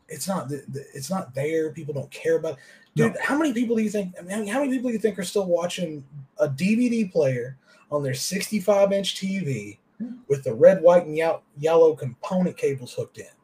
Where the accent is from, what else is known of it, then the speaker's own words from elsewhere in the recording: the South, Kentucky, United States; I grew up in the South